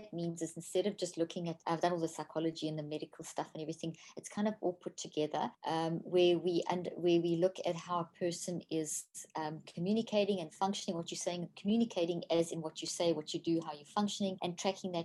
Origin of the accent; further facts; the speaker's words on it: South Africa; moved away as an adult; also born or lived in Zimbabwe; now in United States; I was born in Zimbabwe, Africa, and grew up in South Africa, and I've been in the States for the last 13 years now.